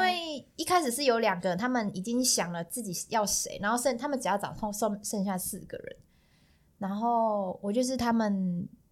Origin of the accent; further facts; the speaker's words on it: Pingtung, Pingtung County, Taiwan; moved away as an adult; also born or lived in South Korea; 因为我是屏东人，然后屏东没有导教室，所以我是升大学跟升大一的那个暑假，有就是去高雄学跳舞